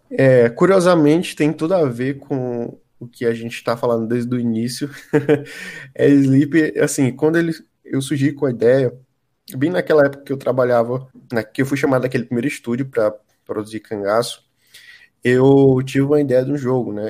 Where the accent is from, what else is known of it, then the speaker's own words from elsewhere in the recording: Piripiri, Piauí, Brazil; eu morava na minha infância, né? Uma casa lá em Piripiri